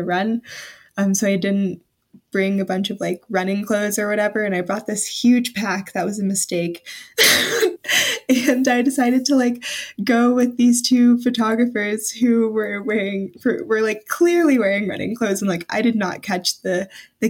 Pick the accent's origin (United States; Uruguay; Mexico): United States; the South; I'm from the South, so I'm not used to extremely cold weather or anything